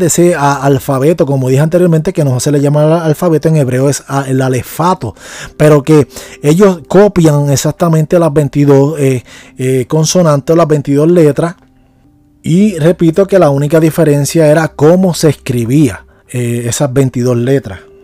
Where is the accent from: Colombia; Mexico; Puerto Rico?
Puerto Rico; yo soy una persona puertorriqueña en y nuestra cultura puertorriqueña